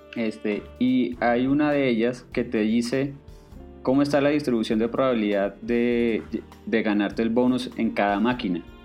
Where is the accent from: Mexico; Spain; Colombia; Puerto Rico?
Colombia; Cartagena, Bolívar; now in Bogotá, Colombia; yo vivo en Bogotá, pero digamos en mi infancia yo me crié en Cartagena, que es una ciudad puerto en, Colombia.